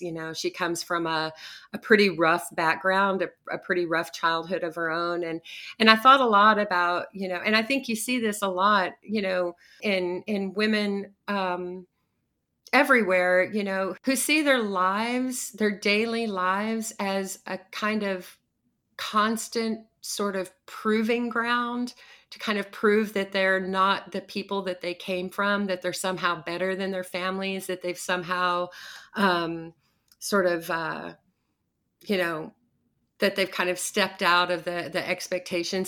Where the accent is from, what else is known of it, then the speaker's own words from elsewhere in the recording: Odessa, Texas, United States; painting silos and cooling towers at the petrochemical plant in my hometown